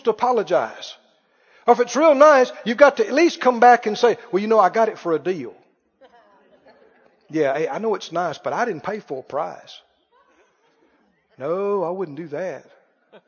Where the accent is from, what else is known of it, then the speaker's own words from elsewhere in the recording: the South, United States; I grew up in the South